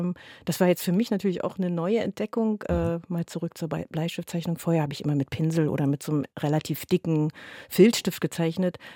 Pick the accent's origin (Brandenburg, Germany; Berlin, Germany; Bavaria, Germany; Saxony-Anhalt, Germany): Berlin, Germany; zumal als Berliner gehe, also ich persönlich gerne in anderen Kiezen spazieren, weil das manchmal wie Urlaub ist